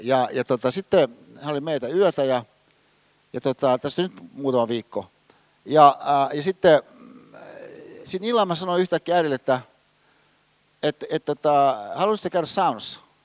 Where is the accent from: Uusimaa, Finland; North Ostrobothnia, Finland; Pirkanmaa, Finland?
Uusimaa, Finland; Hyvinkää; Hyvinkäällä, missä mä oon kotosin, siinä mun kotitalossa